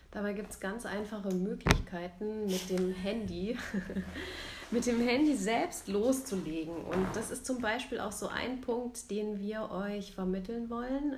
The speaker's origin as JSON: {"language": "German", "town": "Rüsselsheim", "region": "Hesse", "country": "Germany", "tie": "born or raised there", "moved": "yes", "lives_now": "Munich, Germany", "said": "ich wohne in München, bin geboren im Rhein-Main-Gebiet in Rüsselsheim"}